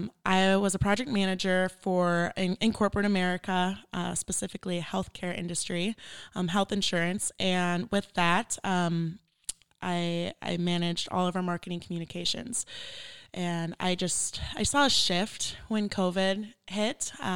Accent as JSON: {"language": "English", "town": "Minneapolis", "region": "Minnesota", "country": "United States", "said": "I'm from Minneapolis, Minnesota. It is very cold."}